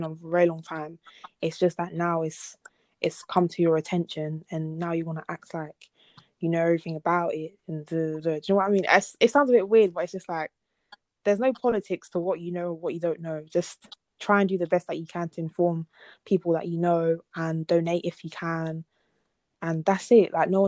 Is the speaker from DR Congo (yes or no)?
yes; DR Congo; obviously, I'm from Congo, if people didn't know already.